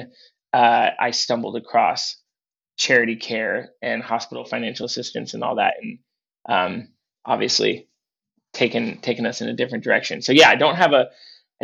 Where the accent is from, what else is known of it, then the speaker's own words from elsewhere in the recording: Portland, Oregon, United States; I grew up in Portland, Oregon